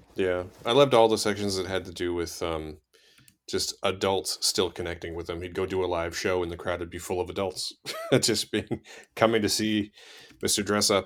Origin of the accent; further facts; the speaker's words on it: Canada; I grew up in Canada